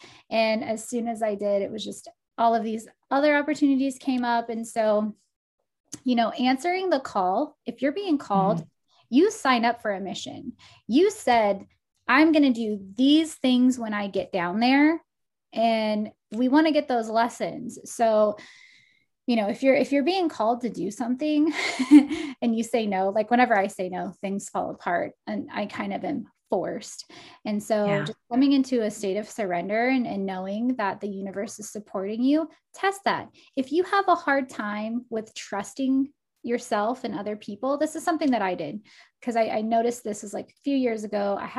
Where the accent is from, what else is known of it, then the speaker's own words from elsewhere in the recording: Portland, Oregon, United States; like even the lady at the coffee shop was like, do you live here? And I'm like, no, I'm from Portland.